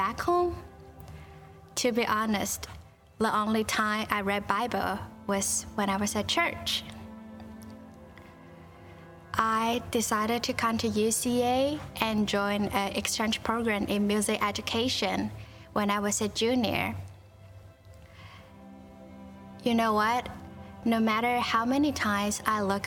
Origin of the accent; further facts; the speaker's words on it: Tainan, Taiwan; moved away as an adult; I was born in Tainan, Taiwan